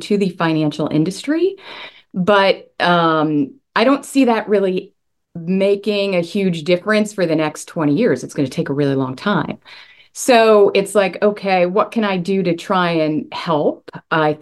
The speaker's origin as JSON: {"language": "English", "area": "Long Island", "region": "New York", "country": "United States", "tie": "born or raised there", "moved": "yes", "lives_now": "Charleston, United States", "said": "I am originally from Long Island, New York, where we have much colder winters"}